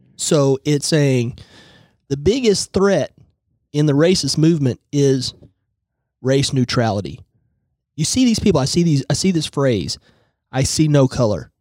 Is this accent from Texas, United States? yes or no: no; Tulsa, Oklahoma, United States; I am from Tulsa